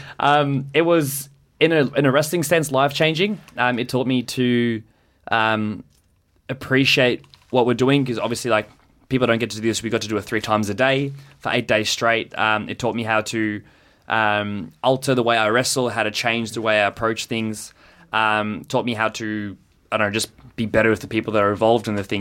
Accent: South Africa; now in Australia; when I was growing up in South Africa. Um, when I first moved over here

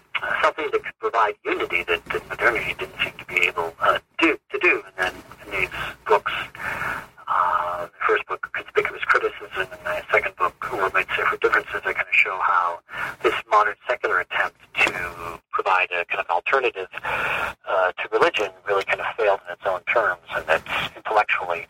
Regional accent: Rochester, New York, United States; also born or lived in Newburgh, New York; I was born in Newburgh, New York, but pretty much grew up in Rochester, New York. Childhood and teen years

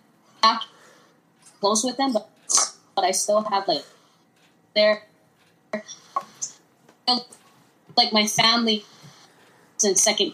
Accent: Philippines; I was never ashamed to say that I was Filipino. I'm Filipino because I knew it, you know?

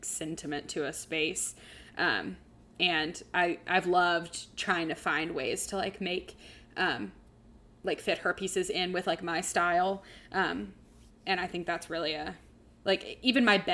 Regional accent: Baton Rouge, Louisiana, United States; I'm from Baton Rouge

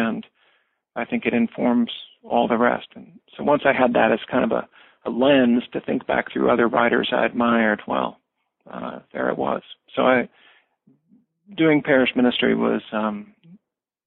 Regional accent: Springfield, Missouri, United States; moved away; I grew up in a small city in southwest Missouri in the Ozarks. I grew up in Springfield

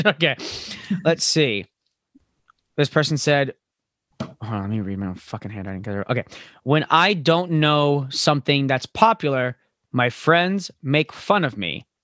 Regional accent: Florida, United States; now in New York, United States; I'm from Florida

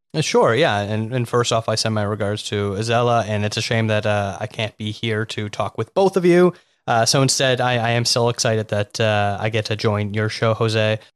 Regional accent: Toronto, Ontario, Canada; now in Vancouver, Canada; Well, I'm from Toronto, so the greater Toronto area, I've been all over there

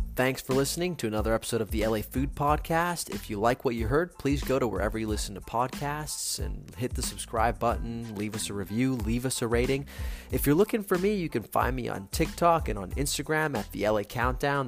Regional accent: Rome, Lazio, Italy; now in Los Angeles, United States; I'm from Rome

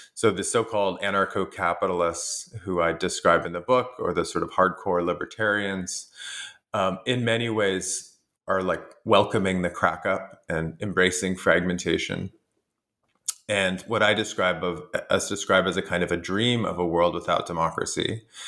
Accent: Canada; I'm Canadian

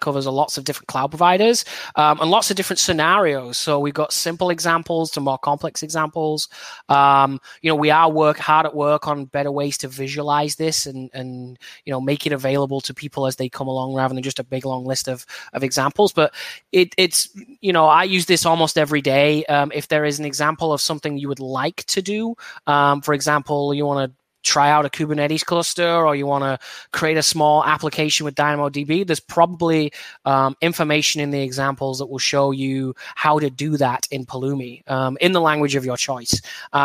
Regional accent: Burnley, North West England, United Kingdom; moved away as an adult; now in Seattle, United States; my hometown club of Burnley

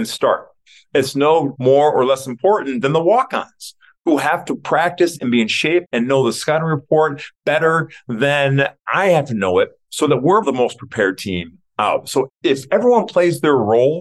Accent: Detroit, Michigan, United States; growing up in Detroit

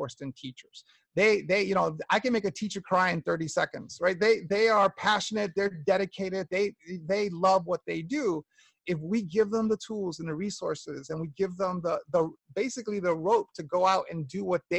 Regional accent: New York, United States; I grew up in New York in the 60s and 70s and 80s

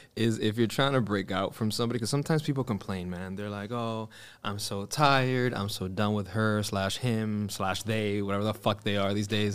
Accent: Miami, Florida, United States; growing up in Miami

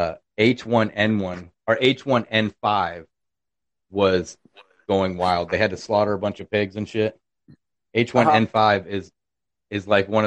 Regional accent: Iowa, United States; now in Arkansas, United States; I'm in Arkansas. From Iowa

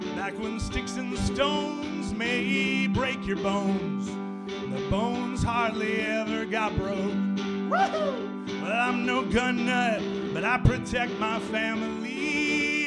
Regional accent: Anchorage, Alaska, United States; moved away; I grew up in Anchorage

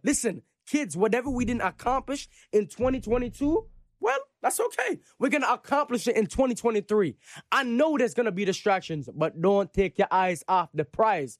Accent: Jamaica; I'm Jamaican.

